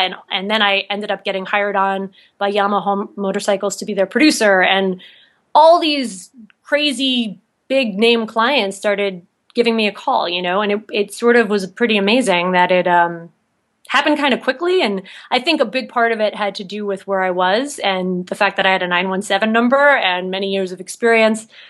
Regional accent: New Jersey, United States; moved away as an adult; also born or lived in New York City; now in Salt Lake City, United States; I'm actually from, born and raised in New Jersey

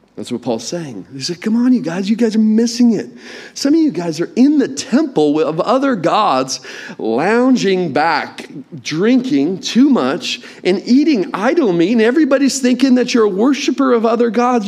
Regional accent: England, United Kingdom; accent: English; my inferior English accent

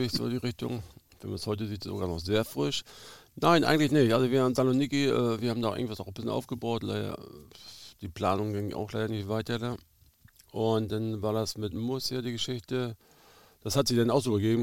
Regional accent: Güstrow, Mecklenburg-Vorpommern, Germany; also born or lived in Krakow am See / Schwerin; ich bin da in Güstrow groß geworden, also wir haben in Güstrow gewohnt, da zu Hause. 16 äh, Jahre in der Jugend äh, verbracht

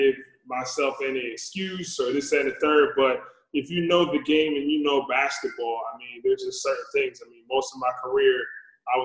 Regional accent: New Jersey, United States; moved away as an adult; also born or lived in Sacramento; I'm born and raised in New Jersey, living in this area

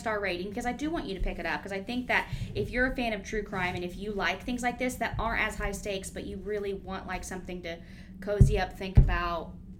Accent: United States; we're American.

